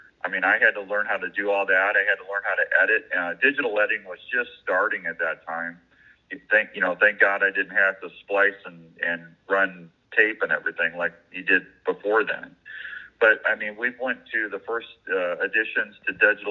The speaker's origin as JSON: {"language": "English", "town": "Washington", "region": "Missouri", "country": "United States", "tie": "born or raised there", "also_born_or_lived": "St. Louis, Missouri", "moved": "as an adult", "lives_now": "Des Moines, United States", "said": "Originally from Washington, Missouri, which is about 45 minutes west of St. Louis. That's where I grew up."}